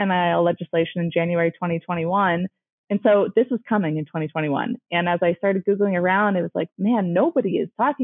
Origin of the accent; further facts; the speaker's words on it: California, United States; born and raised in California